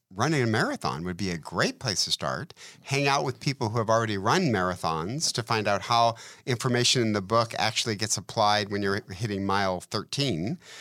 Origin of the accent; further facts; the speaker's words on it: Detroit, Michigan, United States; I'm from Detroit